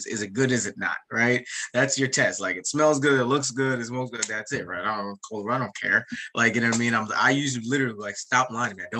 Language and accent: English; United States; also born or lived in Jamaica; I grew up outside of New York and New Jersey